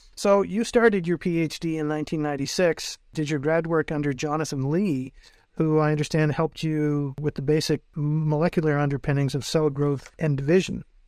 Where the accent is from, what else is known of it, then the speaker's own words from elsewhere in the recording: North Bay, Ontario, Canada; before moving to my hometown of North Bay